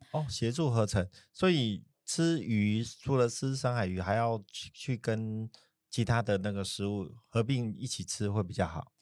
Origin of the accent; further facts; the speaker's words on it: southern Taiwan, Taiwan; moved away; 以前小时候在南部长大嘛